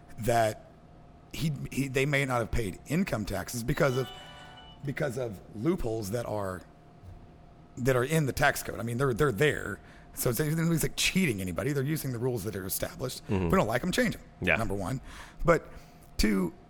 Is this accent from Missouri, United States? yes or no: yes; Southwest Missouri, United States; I'm from Southwest Missouri